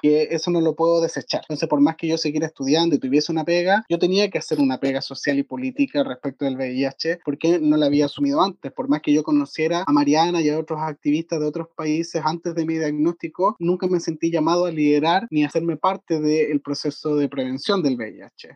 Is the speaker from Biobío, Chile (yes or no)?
no; San Fernando, O'Higgins, Chile; also born or lived in Valparaíso; yo nací y me crié acá en San Fernando